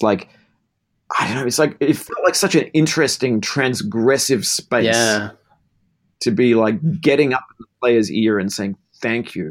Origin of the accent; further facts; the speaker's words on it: Melbourne, Victoria, Australia; I grew up in Melbourne, Australia